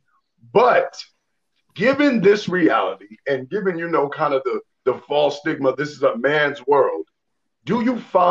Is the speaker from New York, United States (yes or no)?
yes; New York City, New York, United States; also born or lived in Midwest; I'm from Harlem